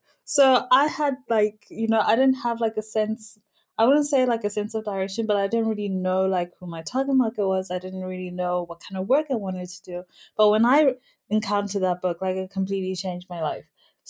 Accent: Zimbabwe; Not necessarily just from my home country, I'm Zimbabwean, but from everywhere.

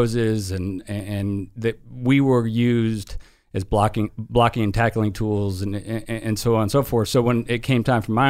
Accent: San Francisco, California, United States; moved away as an adult; now in Tampa, United States; I was born and raised in San Francisco, and I moved out to Tampa with Nikki and her family

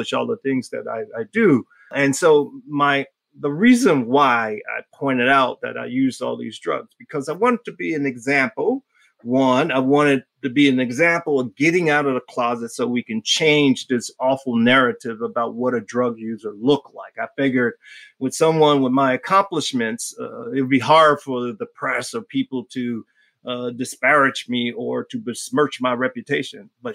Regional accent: Miami, Florida, United States; moved away; I grew up in Miami.

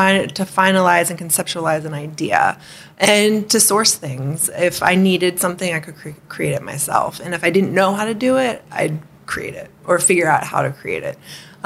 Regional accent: Hawaii, United States; And growing up in Hawaii wasn't necessarily easy because there's a lot of being a haole and all that stuff.

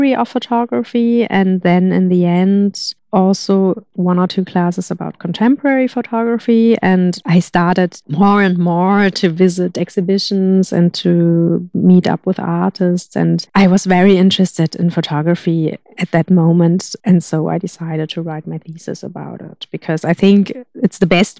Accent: Hamburg, Germany; moved away; also born or lived in Berlin / Granada; I come from Hamburg, which is quite a big city. And then I lived in Berlin.

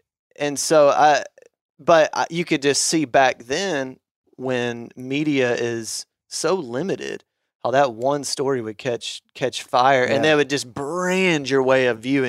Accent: Arkansas, United States; And I used to get so annoyed when I would meet people from big cities and, you know, found out I was from Arkansas.

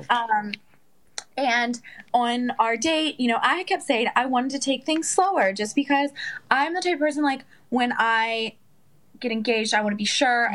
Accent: Western Maryland, United States; moved away as an adult; also born or lived in West Virginia / New York; I grew up in Maryland okay. my whole life. Small, very, very, very small town in Western Maryland.

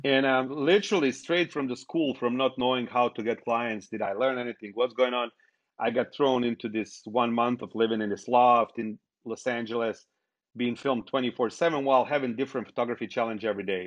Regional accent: Bosnia & Herzegovina; now in United States; I was born in Bosnia

